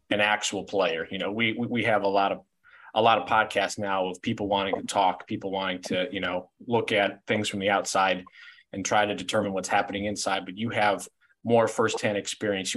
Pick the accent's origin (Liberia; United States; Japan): United States; Cleveland, Ohio; getting to live in downtown Cleveland, growing up in Cleveland